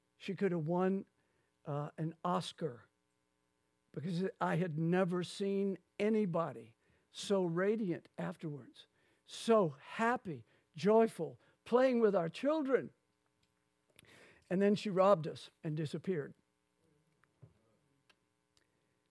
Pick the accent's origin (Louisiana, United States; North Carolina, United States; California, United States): Louisiana, United States; Lafayette; when I grew up in Lafayette, Louisiana, going to my mother's church